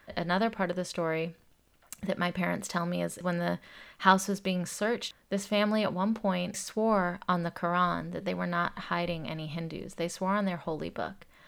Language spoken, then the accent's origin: English; Atlanta, Georgia, United States; When I grew up in Atlanta, Georgia, it's a black and white South, and I came from Indian immigrant parents.